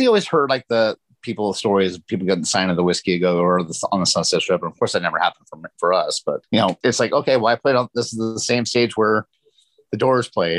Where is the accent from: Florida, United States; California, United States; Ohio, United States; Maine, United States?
California, United States; San Gabriel Valley, near Los Angeles; I was born in San Gabriel Valley, which is about 30 miles east